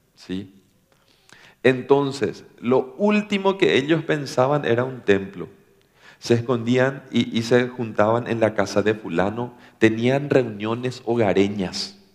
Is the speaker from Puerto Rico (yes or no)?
no; Paraguay; somos de Paraguay